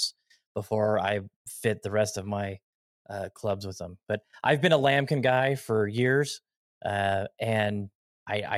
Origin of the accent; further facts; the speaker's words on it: Las Vegas, Nevada, United States; I'm born and raised in Vegas. I've been out here my whole life